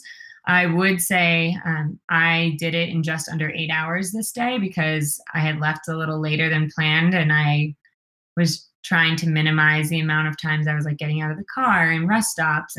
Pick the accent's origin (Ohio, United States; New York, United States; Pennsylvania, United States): New York, United States; now in Colorado, United States; I'm from New York